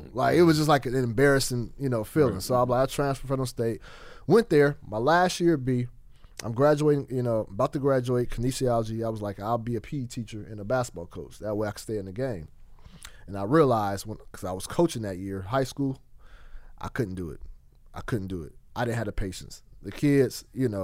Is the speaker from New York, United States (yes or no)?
no; Fresno, California, United States; moved away as an adult; also born or lived in Portland; Fresno, California, born and raised, never really left that city